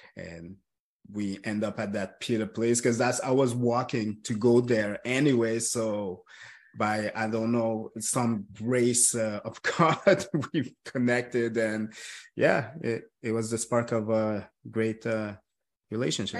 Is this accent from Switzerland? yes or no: no; Montreal, Quebec, Canada; I was born and raised in Montreal